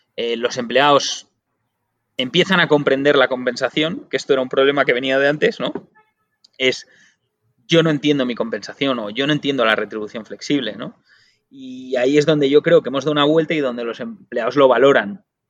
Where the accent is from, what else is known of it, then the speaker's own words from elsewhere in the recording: Spain; los únicos que lo decimos mal en el mundo somos los españoles